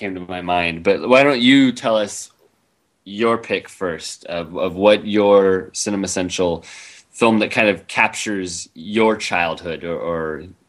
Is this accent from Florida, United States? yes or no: no; Foster City, California, United States; also born or lived in Wisconsin; I was born in the Midwest. I was actually born in Wisconsin, like Orson Welles. And but I moved to California when I was 5 years old.